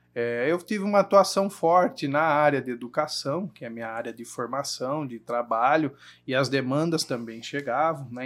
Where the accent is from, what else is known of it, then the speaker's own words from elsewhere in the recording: Jundiaí, São Paulo, Brazil; Nasci aqui em Jundiaí, a maior parte do, da minha vida eu morei ali no Engabaú